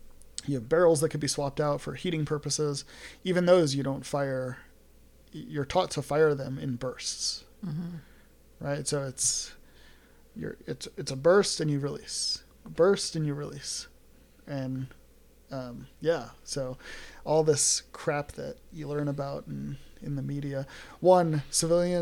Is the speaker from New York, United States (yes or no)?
yes; New York City, New York, United States; moved away; I grew up in New York. Grew up in New York City